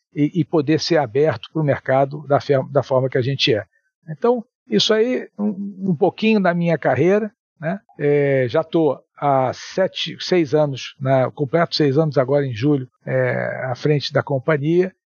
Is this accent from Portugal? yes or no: no; Rio de Janeiro, Brazil; also born or lived in Espírito Santo; Sou é, capixaba, é, mas morei a maior parte da minha vida no Rio